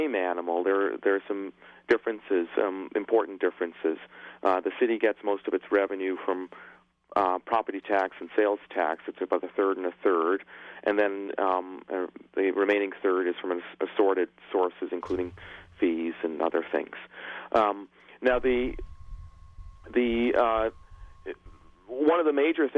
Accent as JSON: {"language": "English", "country": "Guyana", "tie": "born or raised there", "also_born_or_lived": "England / United States", "moved": "yes", "lives_now": "Irvine, United States", "said": "I was born in England, but then moved to Guyana when I was very young, and then emigrated to the United States in the 70s"}